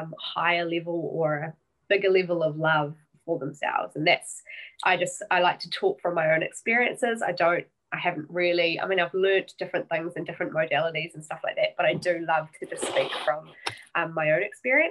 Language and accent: English; New Zealand; I am a Kiwi. I'm over in New Zealand